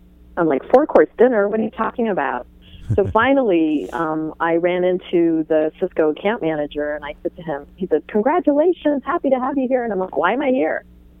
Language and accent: English; Iran; born there; I was born in Iran, while my father worked for the Israeli Airlines.